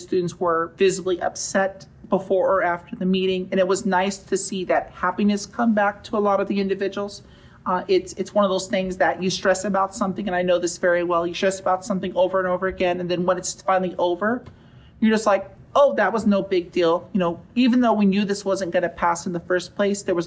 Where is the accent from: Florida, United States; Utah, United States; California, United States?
California, United States; Riverside; I grew up in Riverside, not too far from here. I went to school at Harupa Valley High School